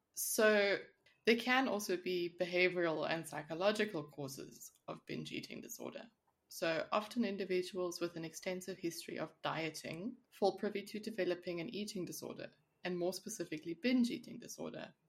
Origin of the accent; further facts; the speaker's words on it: South Africa; now in Switzerland; I come from South Africa